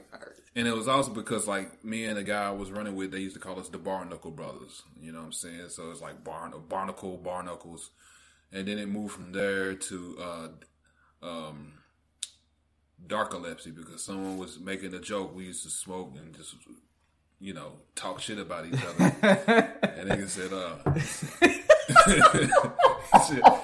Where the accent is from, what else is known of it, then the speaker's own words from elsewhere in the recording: United States; as an American